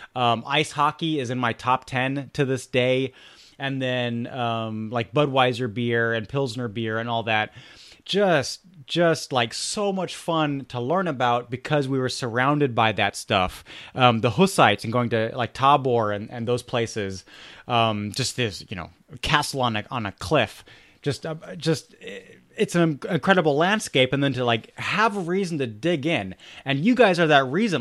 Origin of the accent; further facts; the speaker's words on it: Germany; I grew up in Germany